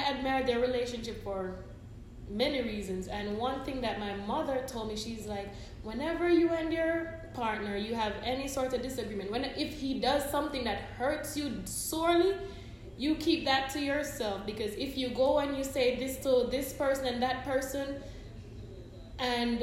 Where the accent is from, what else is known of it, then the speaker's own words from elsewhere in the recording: Jamaica; I'm Jamaican